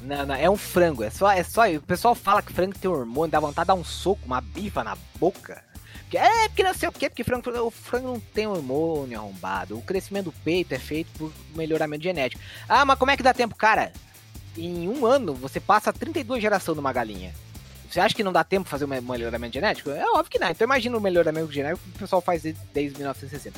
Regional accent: Santa Catarina, Brazil; Eu sou catarinense

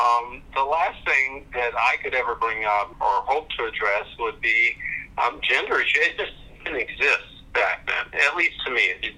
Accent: Reno, Nevada, United States; born there; also born or lived in Germany / Omaha; Well, I was born in Reno, Nevada. I was adopted. My father was a military officer. And I started school in Germany, but started grade school in Omaha, Nebraska in the 60s

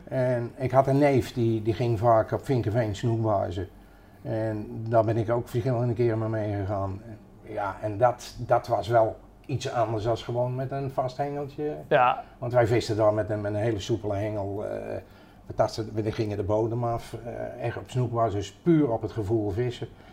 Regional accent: Utrecht, Netherlands; En opgegroeid in Utrecht. naar school gegaan in Utrecht, leren vissen in Utrecht

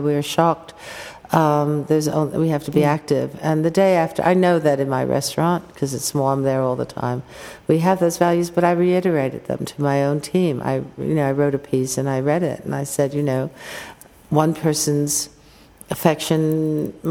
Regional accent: United States; as an American

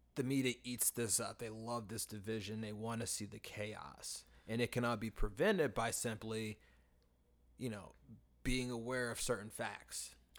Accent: United States; the issues that we face as American people in, in our education system

